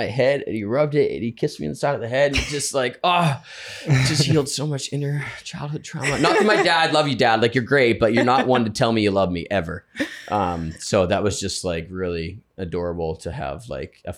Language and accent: English; Canada; because I'm Canadian